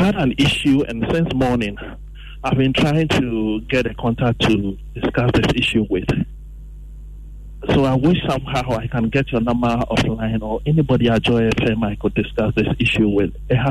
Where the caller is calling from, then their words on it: Accra, Greater Accra, Ghana; I'm calling from Mamobi.